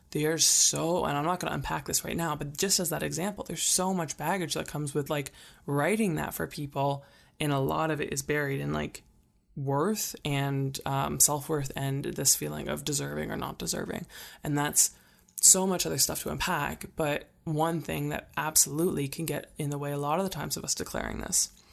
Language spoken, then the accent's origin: English; Calgary, Alberta, Canada; I live in Canada. I'm, I'm from Calgary